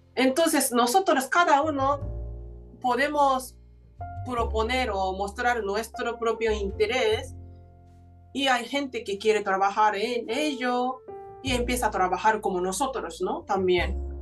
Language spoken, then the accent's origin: Spanish; Japan; Spanish is a second language; now in Spain; nací en aquella tierra maravillosa